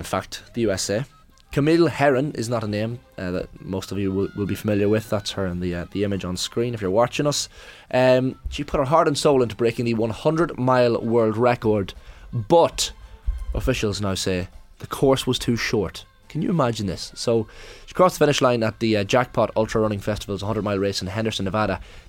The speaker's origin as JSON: {"language": "English", "region": "Northern Ireland", "country": "United Kingdom", "tie": "born there", "said": "I was born in County Armagh, in fact."}